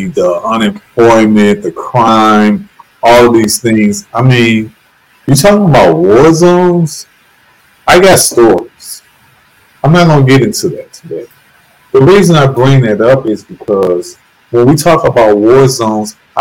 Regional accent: St. Louis, Missouri, United States; I'm from St. Louis, Missouri, which has been called the murder capital of the U.S. for decades

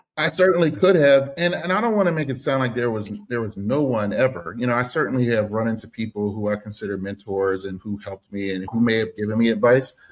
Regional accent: Philadelphia, Pennsylvania, United States; I'm from Philadelphia, Pennsylvania, born and raised inside the city

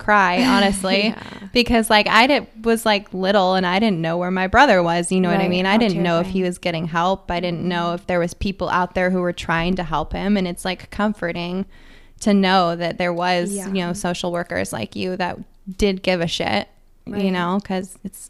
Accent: Everett, Washington, United States; So you worked for the police department that was like my hometown

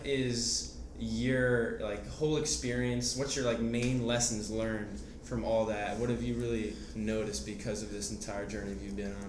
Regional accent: New Jersey, United States; we're both from New Jersey

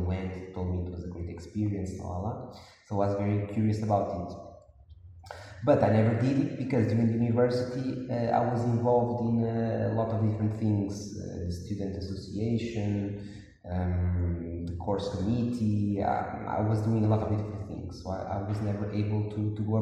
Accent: Porto, Norte, Portugal; I was born and grew in Porto, in Portugal

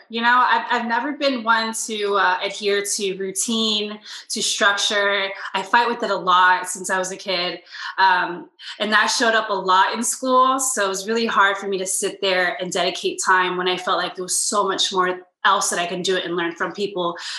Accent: Miami, Florida, United States; also born or lived in Puerto Rico / Lakeland, United States; So I was born in Miami. And I kind of started just jumping around between Miami, Puerto Rico, and then Central Florida, Lakeland to be specific.

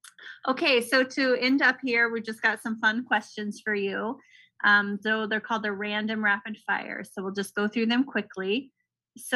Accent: Oregon, United States; I'm from Oregon

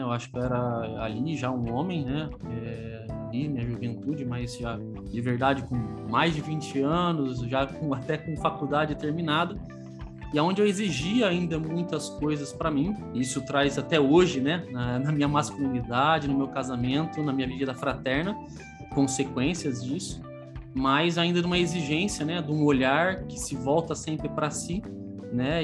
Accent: Campinas, São Paulo, Brazil; eu que sou de Campinas

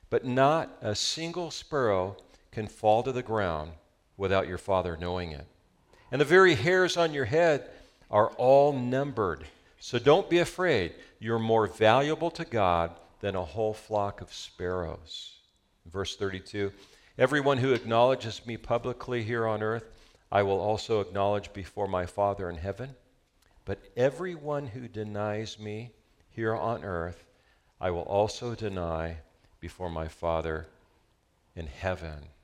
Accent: Southern California, United States; We're from Southern California

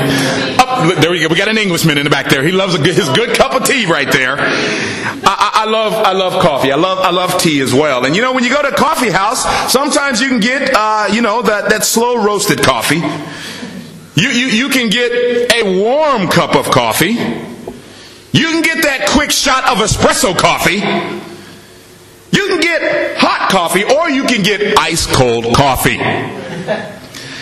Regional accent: Washington, United States; moved away as an adult; also born or lived in Los Angeles; me and my wife, we're from Washington in the United States. We moved to Los Angeles before we come here

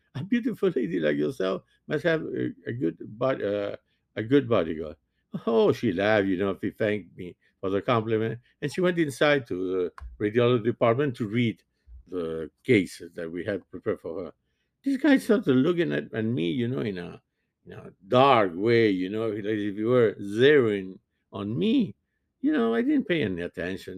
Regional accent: Montevideo, Uruguay; first language French; English is a second language; now in United States; born and raised in Montevideo

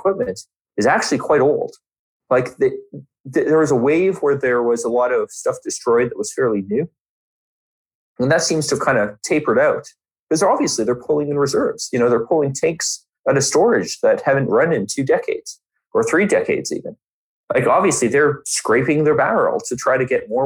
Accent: Canada; a country bigger than my home country

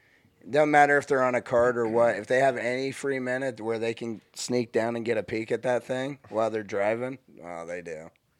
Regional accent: United States; I was born and raised here.

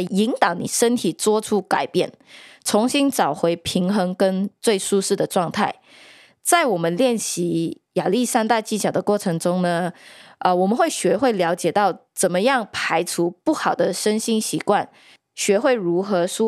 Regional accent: New York, United States; 我们都是纽约人嘛，我们时常要赶很多很多的 deadline

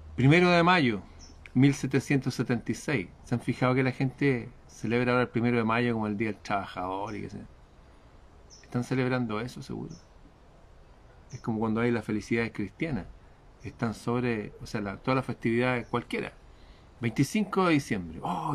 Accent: Chile; en mi país

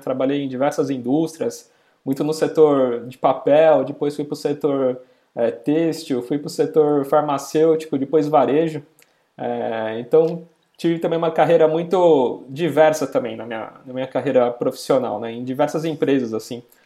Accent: São Paulo, Brazil; Eu sou da região aqui da Moca, de São Paulo

